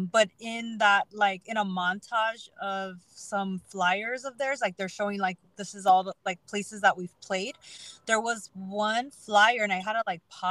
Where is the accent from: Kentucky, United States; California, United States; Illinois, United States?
California, United States; El Monte; I grew up in El Monte